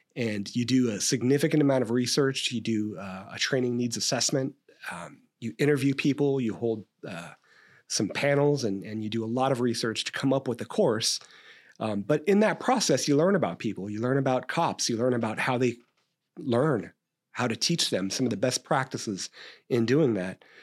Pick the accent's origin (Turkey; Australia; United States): United States; Stockton, California; I grew up in Stockton